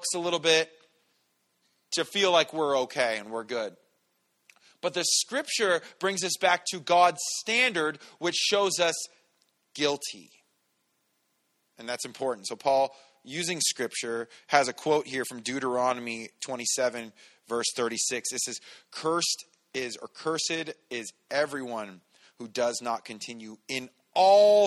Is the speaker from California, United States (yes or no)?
yes; San Bernardino, California, United States; I grew up in San Bernardino.